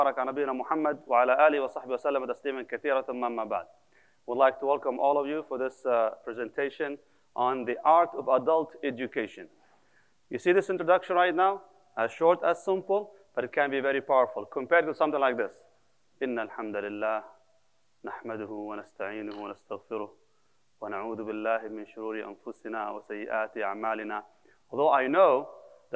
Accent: Kuwait; moved away; also born or lived in Palestine / United Arab Emirates / Medina, Saudi Arabia / Bosnia; I'm originally from Palestine, born and raised in Kuwait until 1990, 1991, when the war started. Actually, we left after that.

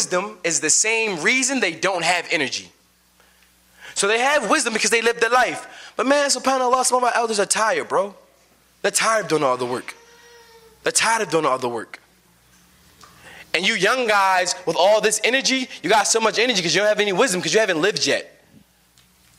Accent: United States

